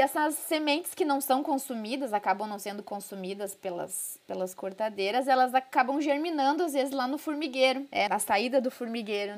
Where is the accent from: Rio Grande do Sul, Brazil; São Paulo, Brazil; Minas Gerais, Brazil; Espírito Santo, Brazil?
Rio Grande do Sul, Brazil; Porto Alegre; accent: gaúcho; Como vocês vão ver pelo meu sotaque, eu sou gaúcha, sou de Porto Alegre